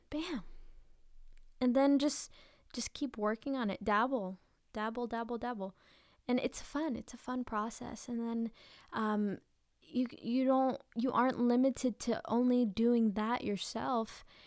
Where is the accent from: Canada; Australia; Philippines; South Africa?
Philippines; I'm Filipino